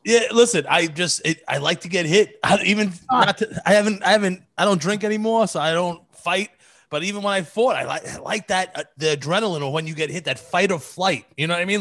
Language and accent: English; New York City, New York, United States; I grew up in Marine Park, and geographically correct, Shea Stadium's right there